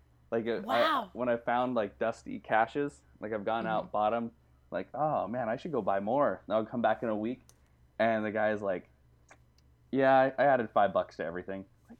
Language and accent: English; Utah, United States; I come from Utah. That's where I grew up.